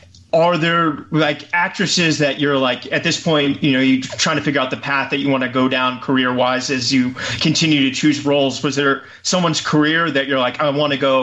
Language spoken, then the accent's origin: English; Virginia, United States; I'm from Virginia